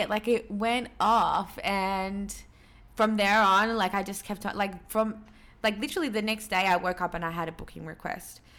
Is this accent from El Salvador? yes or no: no; Peru; obviously I'm Latin American. I'm from Peru.